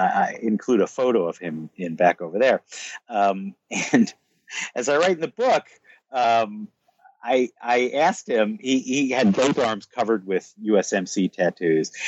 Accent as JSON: {"language": "English", "country": "United States", "said": "I'm American"}